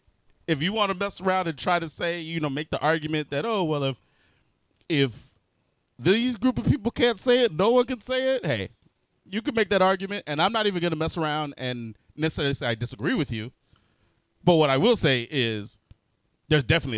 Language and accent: English; United States; I'm from America